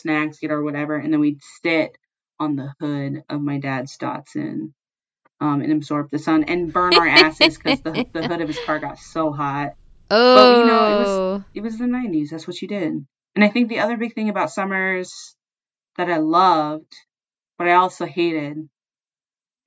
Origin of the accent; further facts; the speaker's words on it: Seattle area, Washington, United States; in 6th grade, I'd hop on a bus in downtown and take it all the way into Seattle